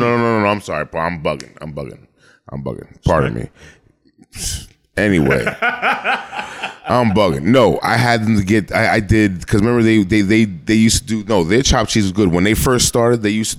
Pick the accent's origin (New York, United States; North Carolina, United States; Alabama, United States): New York, United States; New York City; I am from the Bronx. Born and raised.